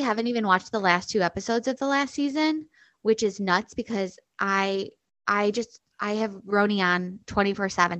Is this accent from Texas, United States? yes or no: no; Chicago, Illinois, United States; also born or lived in New York City / Nashville, Tennessee / New Hampshire; I grew up in Chicago